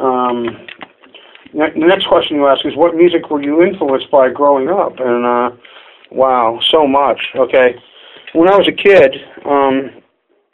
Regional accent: Pacifica, California, United States; born or raised there; also born or lived in San Francisco, California

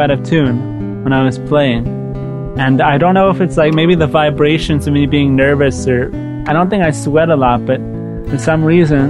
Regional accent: Long Beach, New York, United States; I grew up in Long Beach, New York, which is in Long Island, right by the beach, as one would assume.

